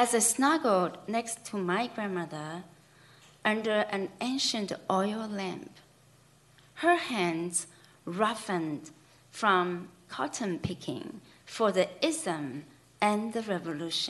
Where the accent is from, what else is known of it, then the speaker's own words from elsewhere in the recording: China; moved away; myself growing up in China